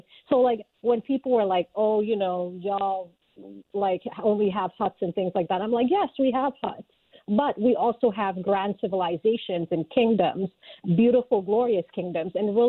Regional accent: Atlanta, Georgia, United States; also born or lived in Sierra Leone; Sierra Leone, where I'm from, is deeply patriarchal. But what country isn't, honestly? Because, like, I grew up in Georgia, in Atlanta, and that was also a different type of patriarchy, you know?

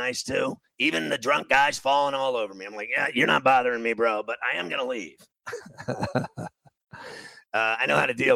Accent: New York City, New York, United States; I'm from New York City

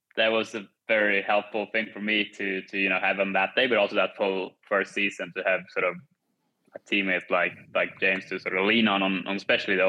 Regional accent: Kumla, Örebro County, Sweden; now in United States; growing up in Sweden

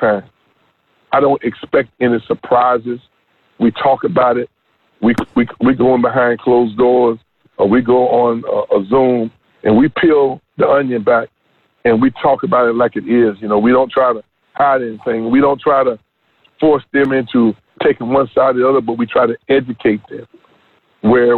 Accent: North Carolina, United States; moved away as an adult; also born or lived in Oklahoma; I grew up in North Carolina for 18 years

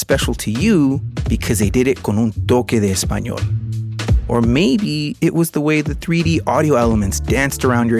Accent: West Coast, United States; I am Mexican-American. I was born here on the West Coast

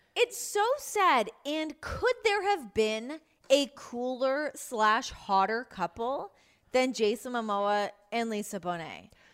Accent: Canada; as a Canadian

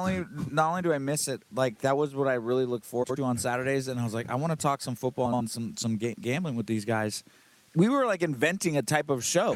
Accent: Los Angeles, California, United States; I'm from Los Angeles

